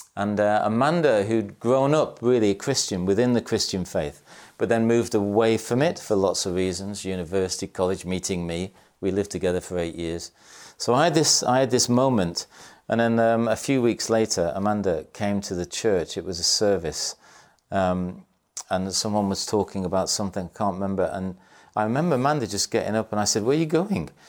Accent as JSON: {"language": "English", "town": "Salford", "region": "North West England", "country": "United Kingdom", "tie": "born or raised there", "said": "I was born in Salford in Manchester."}